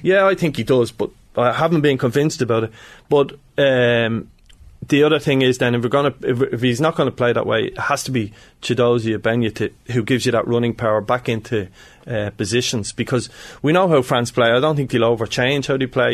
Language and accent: English; Ireland